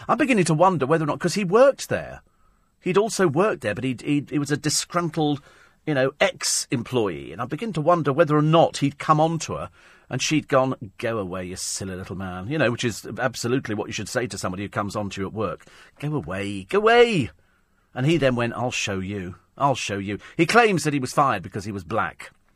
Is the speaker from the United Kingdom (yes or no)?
yes; United Kingdom; We're British